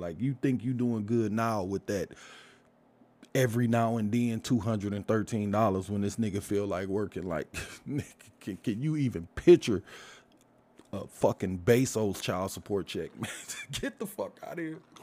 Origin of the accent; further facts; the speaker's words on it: Detroit, Michigan, United States; also born or lived in Brightmoor; I grew up in the Hermitage Garden Projects. Moved from there, moved to Brightmoor